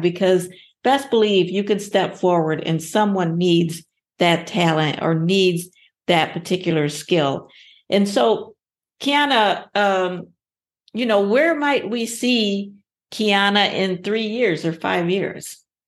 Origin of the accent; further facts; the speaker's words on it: Ohio, United States; my home state, Ohio